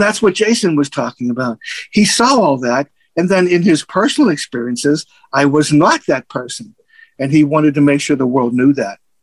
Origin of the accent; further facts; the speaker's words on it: United States; I grew up in Little Italy.